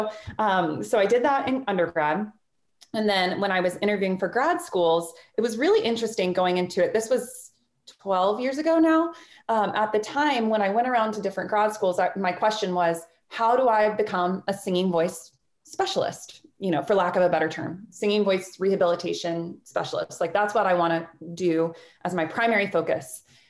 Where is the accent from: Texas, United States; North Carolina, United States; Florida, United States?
Florida, United States; Jacksonville; I'm from Florida. I'm from Jacksonville, Florida